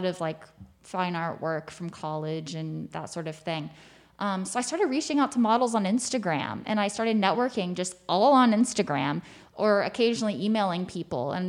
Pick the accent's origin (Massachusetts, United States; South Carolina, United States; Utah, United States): South Carolina, United States; moved away as an adult; now in New York, United States; I'm from South Carolina. I'd gone to school in North Carolina